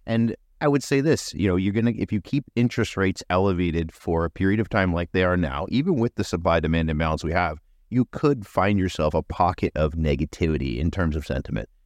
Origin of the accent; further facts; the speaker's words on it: Canada; as a Canadian, I think, getting through the winter